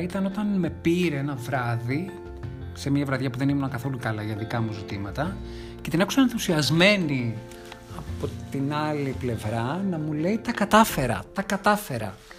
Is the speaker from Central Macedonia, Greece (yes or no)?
yes; Thessaloniki, Central Macedonia, Greece; moved away as an adult; now in Athens, Greece; Γεννήθηκα και μεγάλωσα στη Θεσσαλονίκη, καταγωγή μου είναι από την Ανατολική Ρωμιλία και από τις Σέρες, Στην Αθήνα 18 χρόνια.